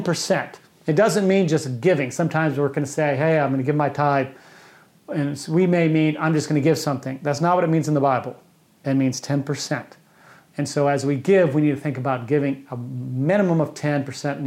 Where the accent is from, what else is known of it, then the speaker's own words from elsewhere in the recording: United States; as an American